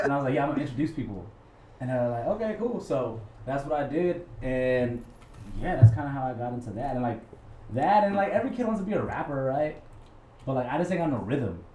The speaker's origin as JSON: {"language": "English", "town": "Albuquerque", "region": "New Mexico", "country": "United States", "tie": "born or raised there", "moved": "yes", "lives_now": "San Antonio, United States", "said": "I'm from Albuquerque, New Mexico originally, where we have Mexican American culture mixed in with like Native American culture"}